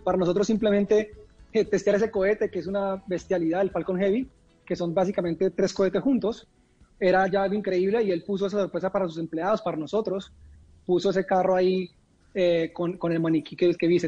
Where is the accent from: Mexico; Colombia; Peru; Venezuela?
Colombia; moved away